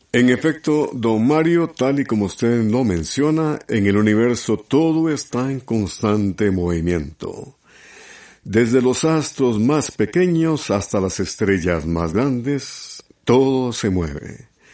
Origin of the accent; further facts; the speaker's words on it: Honduras; Honduras, mi tierra, Honduras.